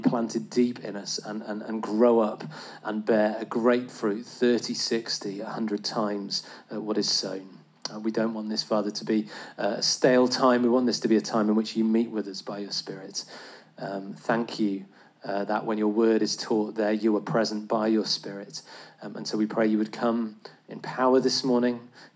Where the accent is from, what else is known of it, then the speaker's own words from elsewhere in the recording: England, United Kingdom; as an Englishman